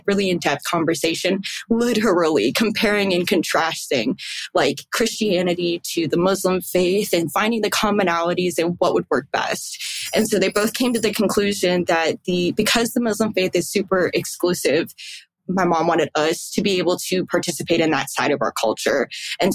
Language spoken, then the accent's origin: English; Barrie, Ontario, Canada; I was born and raised in Barrie, Ontario, Canada